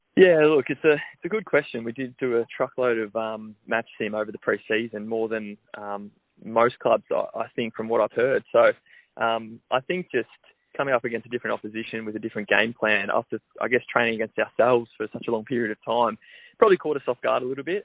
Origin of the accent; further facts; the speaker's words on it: Melbourne, Victoria, Australia; I grew up in Melbourne